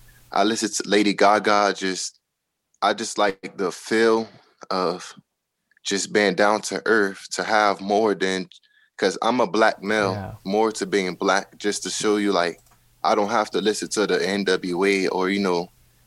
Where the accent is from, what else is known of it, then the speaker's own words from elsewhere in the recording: Miami, Florida, United States; because I'm from Miami